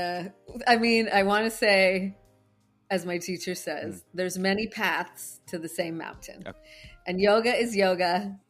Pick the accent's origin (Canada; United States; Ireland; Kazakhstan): Ireland; I used to do it, but I'm Irish. I get like fiery as it is.